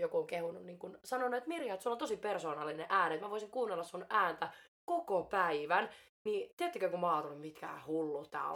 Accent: Finland; also born or lived in Mexico; olen suomalainen ja olen syntynyt Suomessa

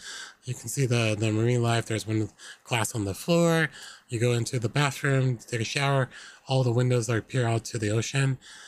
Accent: Australia; born there; moved away; I was born in Australia. If you did not know that, you now know.

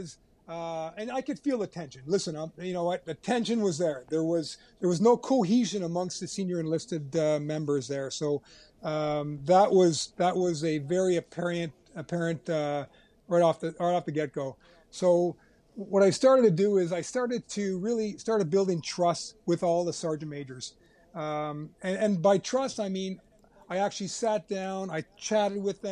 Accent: Canada; being Canadian

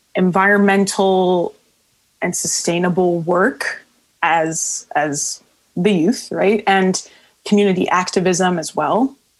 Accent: Miami, Florida, United States; moved away; Miami, my hometown

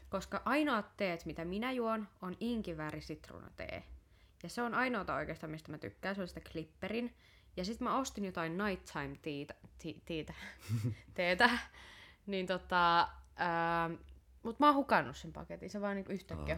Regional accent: Tampere, Pirkanmaa, Finland; koska mä oon Tampereelta

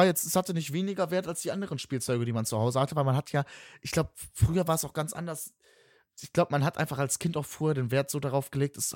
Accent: West Germany, Germany; ich komme ja aus dem Westen

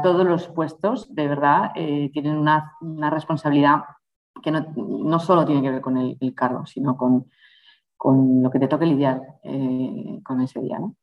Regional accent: Spain; moved away as an adult; also born or lived in Brussels / Mexico / Mozambique; en los veranos iba mucho al extranjero y siempre era la española

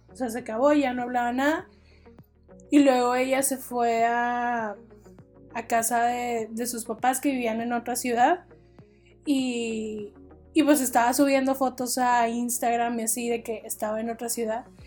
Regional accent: Mexico; como mexicanas

